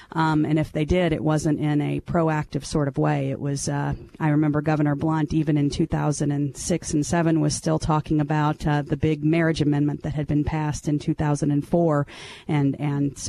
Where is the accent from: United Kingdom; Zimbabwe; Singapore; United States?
United States; Branson, Missouri; moved away; also born or lived in Kansas City, Missouri / Callaway County, Missouri; I grew up in Branson, Missouri, and my father was the elected prosecutor there for about 20 years